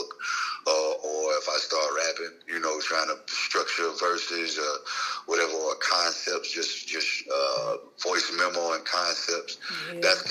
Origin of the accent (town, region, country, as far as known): Jackson, Mississippi, United States; born or raised there; also born or lived in Chicago, Illinois